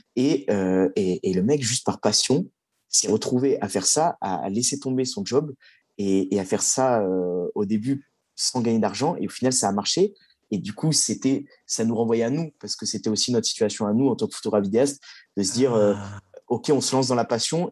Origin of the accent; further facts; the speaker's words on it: Bordeaux, Nouvelle-Aquitaine, France; now in Paris, France; Je suis de Bordeaux de base